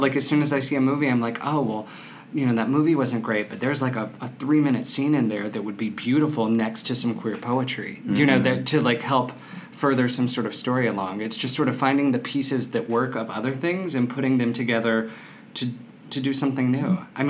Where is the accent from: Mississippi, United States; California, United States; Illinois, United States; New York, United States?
Mississippi, United States; accent: Southern; So I grew up in South Mississippi. I'm born and raised a southern gentleman who has 8 years of acting in college and grad school to get the dialect out of my mouth, but it can come back quickly.